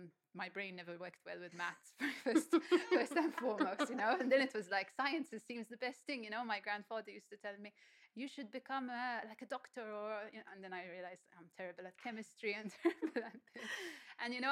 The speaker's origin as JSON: {"language": "English", "country": "Malta", "tie": "born or raised there", "also_born_or_lived": "Australia", "moved": "as an adult", "said": "growing up in Malta, I must say, like, my creativity was quite stifled. I went to a church school"}